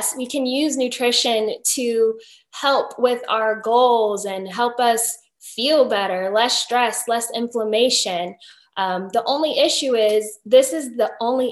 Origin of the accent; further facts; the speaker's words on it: Virginia, United States; now in St. Petersburg, United States; Right now, I am living in Florida, but I'm originally from Virginia